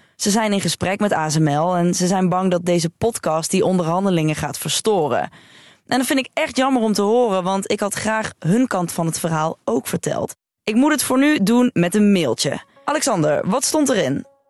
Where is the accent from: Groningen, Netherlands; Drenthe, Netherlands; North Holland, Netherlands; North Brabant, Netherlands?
North Brabant, Netherlands; Veldhoven; born or raised there